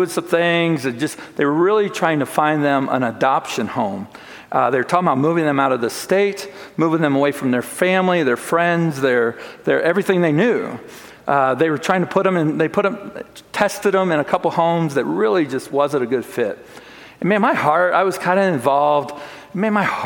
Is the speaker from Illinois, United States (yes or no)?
yes; Chicago, Illinois, United States; moved away as an adult; also born or lived in Plattsmouth, Nebraska; we grew up in the Chicagoland area